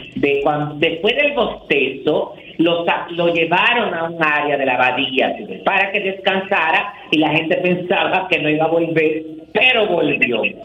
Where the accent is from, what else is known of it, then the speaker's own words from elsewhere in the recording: Dominican Republic; nosotros lo digamos como dominicanos